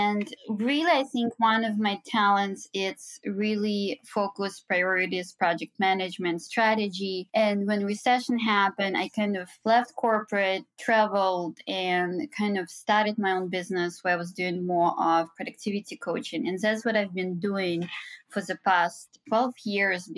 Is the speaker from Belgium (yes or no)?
no; Minsk, Belarus; moved away as an adult; now in New York, United States; So I'm originally from Belarus, Minsk, and I was born and raised there. So I came here when I was 22